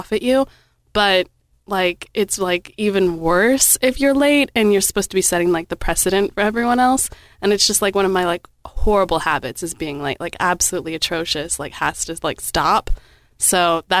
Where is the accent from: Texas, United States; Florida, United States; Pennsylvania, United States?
Texas, United States; Round Rock; moved away as an adult; also born or lived in Las Vegas, Nevada; now in Owensboro, United States; I grew up in kind of a smaller town-ish, except it was right outside of Austin